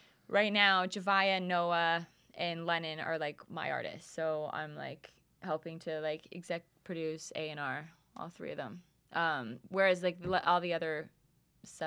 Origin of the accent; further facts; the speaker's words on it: Calgary, Alberta, Canada; moved away as an adult; also born or lived in Edmonton; now in Los Angeles, United States; Calgary, I was born in Edmonton, but Calgary uh-huh. grew up, and then I moved, when did I move? I moved when I was 19